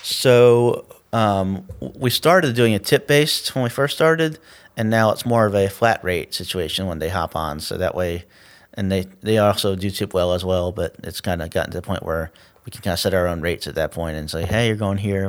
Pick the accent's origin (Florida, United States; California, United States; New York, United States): Florida, United States; Tallahassee; I grew up on the north side